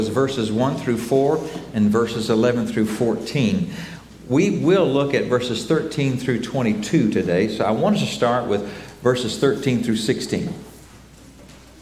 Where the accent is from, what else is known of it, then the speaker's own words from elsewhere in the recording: United States; Both of us growing up in Oklahoma and Texas